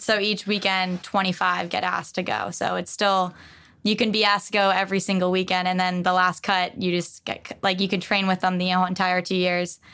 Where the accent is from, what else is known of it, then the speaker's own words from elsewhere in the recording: West Babylon, New York, United States; I grew up on Long Island